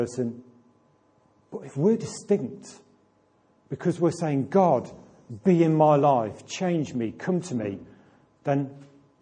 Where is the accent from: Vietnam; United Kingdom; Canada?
United Kingdom; Atherstone, West Midlands; from Atherston near Nuneaton, because Atherston's only a small place.